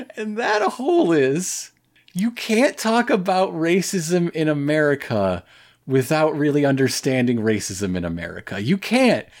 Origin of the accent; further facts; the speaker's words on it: United States; as an American